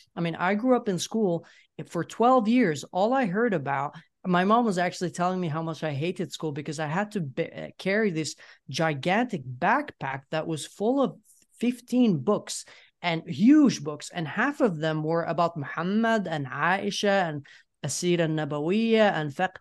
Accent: Yemen; moved away as an adult; now in Sweden; I grew up in Yemen. I left Yemen in 2014 um 20 i was 20 years uh, i was 20 years old back then and then i moved to sweden

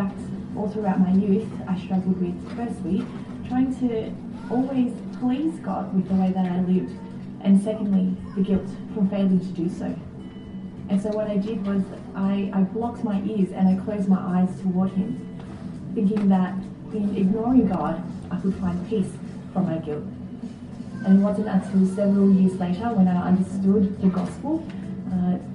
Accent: Sydney, New South Wales, Australia; I was born and raised in Sydney, and it's been my home for the past 29 years

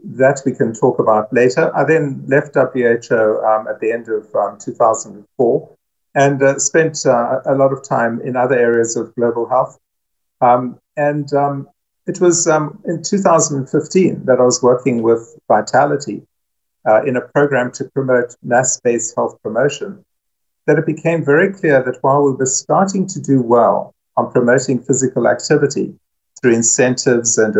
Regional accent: South Africa; moved away; also born or lived in United States; I'm South African and American.

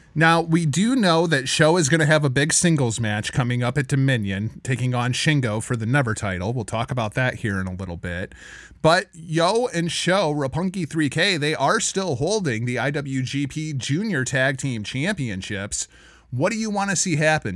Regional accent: Cedar Rapids, Iowa, United States; my hometown of Cedar Rapids, Iowa

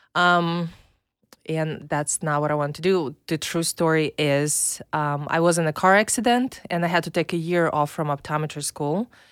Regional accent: Minsk, Belarus; English is a second language; now in United States; I'm from Belarus. Uh, it's a tiny little country next to Russia.

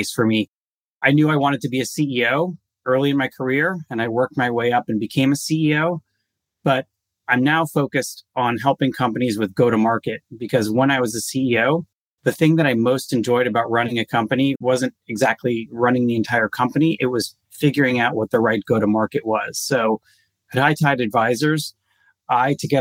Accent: United States; also born or lived in Israel; I grew up here in the U.S.

